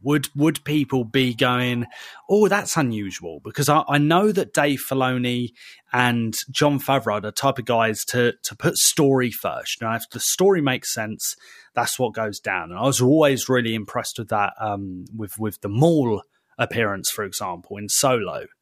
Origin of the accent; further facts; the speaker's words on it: United Kingdom; we're British